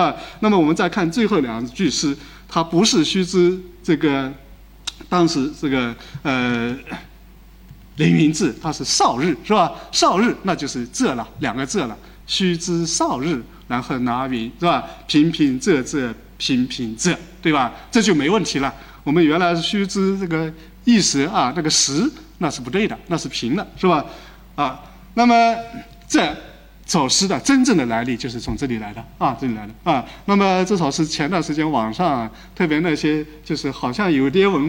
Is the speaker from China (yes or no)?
yes; China; 不是日本人的，日本人哪有这么高水平？是我们中国人的啊！